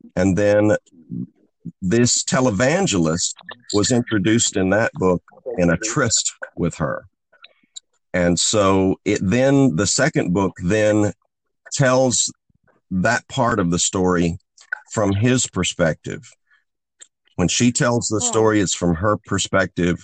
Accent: the Ozarks, United States; I grew up in Ozarks poverty in the rural Ozarks of the United States

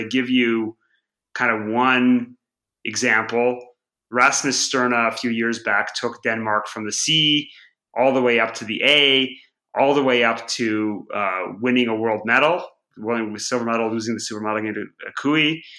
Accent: Canada; now in Europe; So basically the Euro, it was coming when I came over to Europe from Canada, I didn't really have much sense of how it worked or what all the fuss was about.

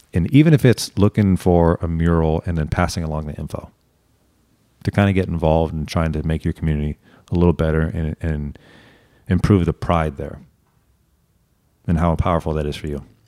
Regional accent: Santa Monica, California, United States; I was born and raised and now work in Santa Monica

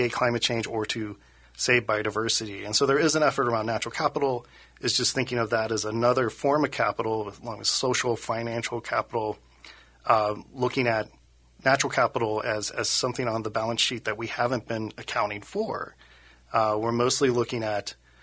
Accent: Cincinnati, Ohio, United States; moved away as an adult; now in Minnesota, United States; I started out in Ohio. I'm from Cincinnati, Ohio

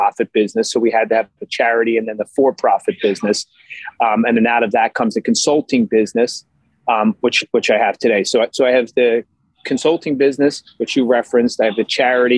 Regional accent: Philadelphia, Pennsylvania, United States; moved away as an adult; now in Massachusetts, United States; I born and raised in Philadelphia

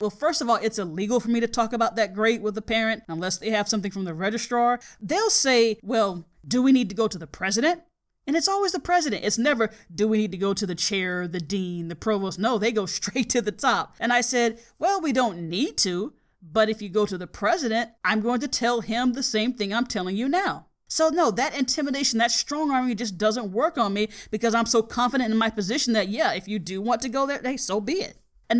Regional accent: the South, United States; And I'm telling him, yes, I am from the South.

